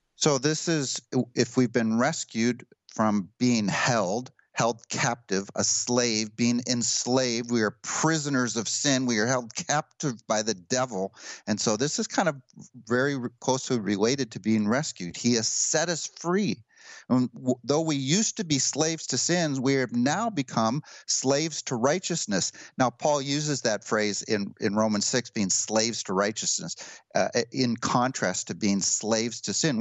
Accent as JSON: {"language": "English", "country": "United States", "said": "I'm an American"}